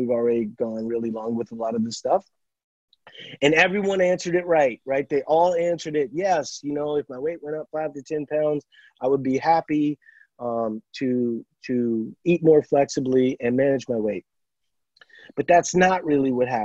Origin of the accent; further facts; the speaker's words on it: Louisiana, United States; moved away; I'm from Louisiana originally